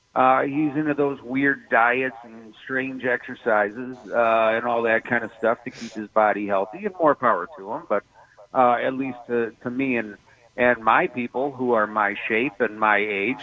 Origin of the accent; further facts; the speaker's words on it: right outside of Chicago, Illinois, United States; I grew up right outside of Chicago